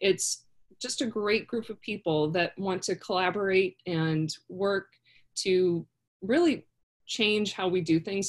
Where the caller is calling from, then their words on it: Florida, United States; So, I'm actually in Florida for the next 5 weeks. I escaped DC.